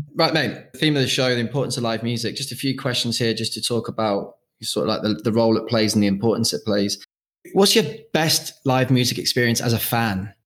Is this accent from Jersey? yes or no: yes; Jersey; moved away as an adult; now in Australia; I've been out here for seven years, and I'm originally from Jersey